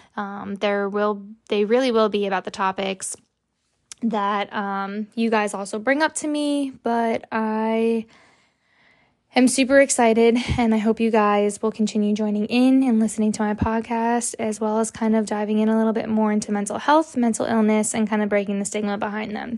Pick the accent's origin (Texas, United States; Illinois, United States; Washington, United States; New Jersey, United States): New Jersey, United States; also born or lived in Florida; I am from New Jersey. I was born in New Jersey. I do live in Middletown